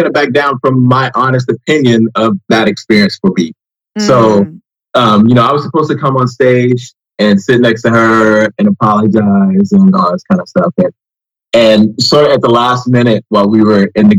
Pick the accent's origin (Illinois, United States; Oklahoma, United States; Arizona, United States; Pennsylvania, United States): Illinois, United States; Southern; also born or lived in Indianapolis, Indiana / Miami, Florida; now in Washington DC area, United States; Grew up in Southern Illinois